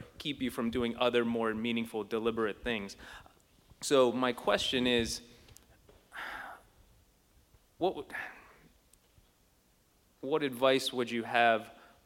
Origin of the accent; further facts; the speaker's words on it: Youngstown, Ohio, United States; now in Columbus, United States; I'm from Youngstown originally.